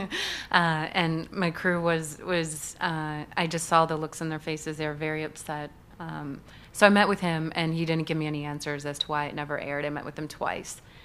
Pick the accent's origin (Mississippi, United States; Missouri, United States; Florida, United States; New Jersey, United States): Missouri, United States; St. Louis; moved away; I grew up in the Midwest, so the middle of the country